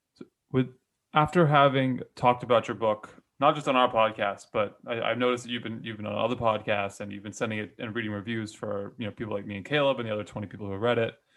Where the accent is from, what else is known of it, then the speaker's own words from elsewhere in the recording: Hawaii, United States; I was born and raised in Hawaii